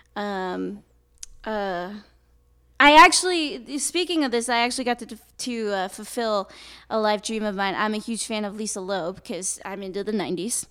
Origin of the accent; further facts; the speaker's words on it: Napa, California, United States; born and raised in Napa, and I've basically lived there my whole life.